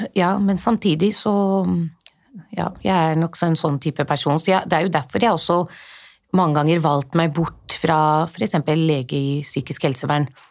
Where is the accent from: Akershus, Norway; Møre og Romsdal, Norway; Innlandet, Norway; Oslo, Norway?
Oslo, Norway; moved away as an adult; now in Jessheim, Norway; Jeg er født og oppvokst i Norge, men klart, jeg har jo vokst opp på Groruddalen.